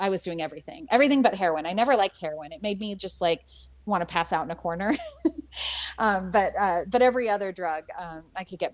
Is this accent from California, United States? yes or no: yes; San Francisco, California, United States; I grew up in San Francisco